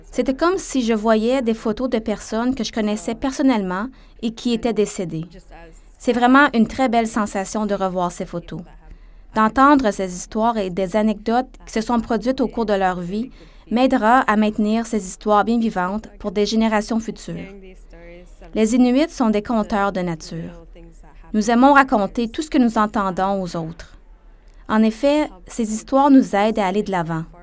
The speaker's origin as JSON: {"language": "French", "town": "Baker Lake", "region": "Nunavut", "country": "Canada", "said": "Je suis originaire de Baker Lake."}